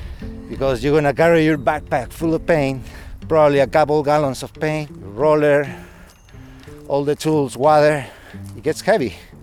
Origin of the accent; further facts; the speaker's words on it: Chile; moved away as an adult; now in United States; I'm originally from Chile.